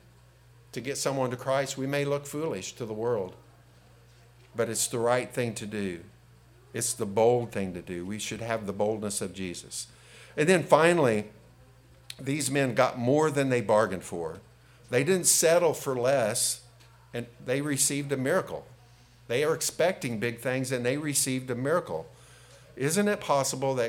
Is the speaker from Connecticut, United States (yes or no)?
no; Robinson, Illinois, United States; also born or lived in Oblong, Illinois; I moved from Robinson to Oblong School District during my sophomore junior year.